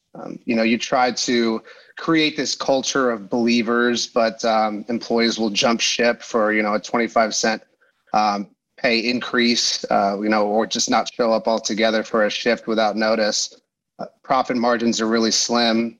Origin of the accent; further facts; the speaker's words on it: Pasadena, California, United States; I grew up in Pasadena, California